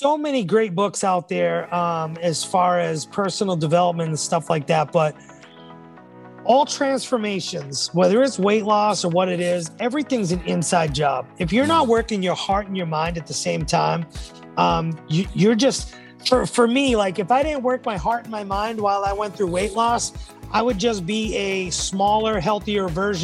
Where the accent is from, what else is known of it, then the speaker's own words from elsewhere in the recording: New England, United States; Growing up in New England